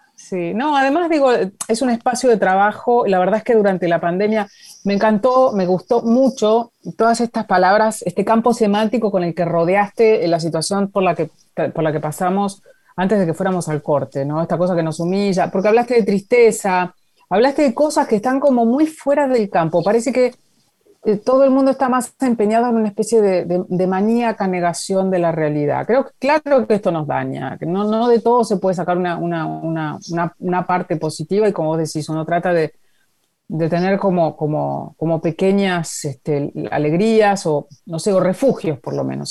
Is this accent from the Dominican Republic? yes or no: no; Junín, Buenos Aires Province, Argentina; Y yo soy de Junín